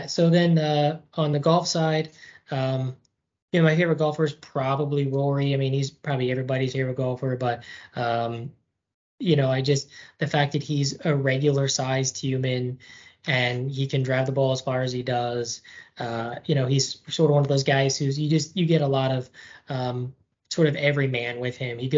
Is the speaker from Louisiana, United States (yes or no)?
no; Illinois, United States; also born or lived in Florida; now in Durham, United States; uh, longtime listener, first time caller here. Um, so I am from Illinois originally, hence all the Chicago stuff.